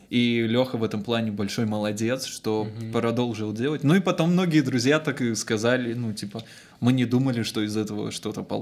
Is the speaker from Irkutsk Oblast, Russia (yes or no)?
yes; Olkhonsky District, Irkutsk Oblast, Russia; Я, я родом из Зельхонского района, я живу на Байкале.